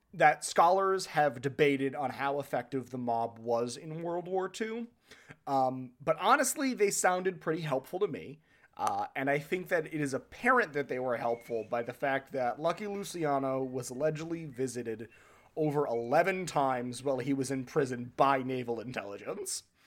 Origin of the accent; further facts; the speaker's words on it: New Hampshire, United States; I grew up in New Hampshire